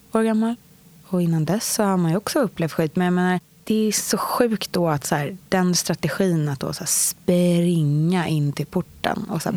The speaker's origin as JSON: {"language": "Swedish", "town": "Stockholm", "region": "Stockholm County", "country": "Sweden", "tie": "born or raised there", "said": "Jag är uppväxt på Östermalm i Stockholm hos min mamma och pappa"}